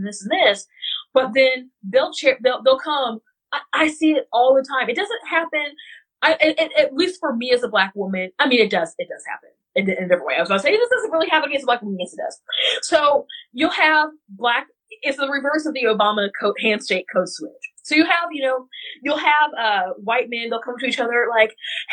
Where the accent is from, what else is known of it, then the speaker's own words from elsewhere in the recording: West Central Missouri, United States; I am from West Central Missouri. We do not talk like that there.